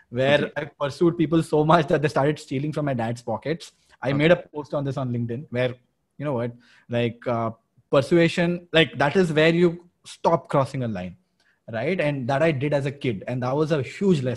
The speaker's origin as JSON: {"language": "English", "town": "Berhampur", "region": "Odisha", "country": "India", "said": "I'm from Barampur"}